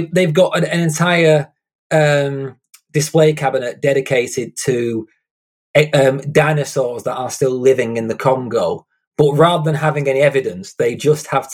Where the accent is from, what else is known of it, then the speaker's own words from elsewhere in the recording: Lancashire, North West England, United Kingdom; I grew up in a tiny little kind of rundown town in Lancashire in the UK